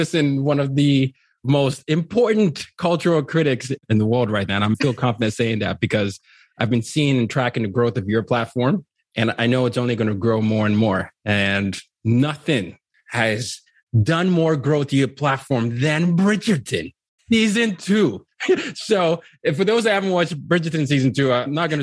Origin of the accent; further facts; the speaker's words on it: Nigeria; as a Nigerian